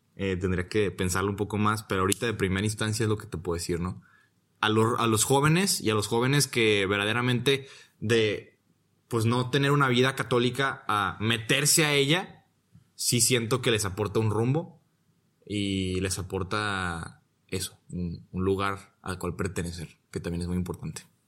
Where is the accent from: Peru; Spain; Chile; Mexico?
Mexico; Guadalajara, Jalisco; moved away as an adult; also born or lived in Monterrey, Nuevo León; now in Rome, Italy; Soy de Monterrey, Nuevo León. Pero disque, ¿no? La verdad es de que toda mi vida he vivido en, en Guadalajara. Soy más tapateo que nada